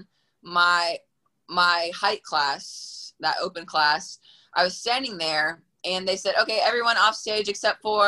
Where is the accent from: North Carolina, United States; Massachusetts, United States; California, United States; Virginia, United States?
North Carolina, United States; Durham; I'm from North Carolina, Durham, North Carolina.